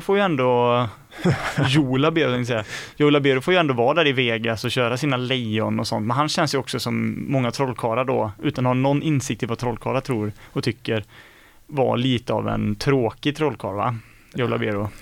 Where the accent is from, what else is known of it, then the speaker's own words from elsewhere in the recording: Skene, Västra Götaland, Sweden; i Skene, min hemort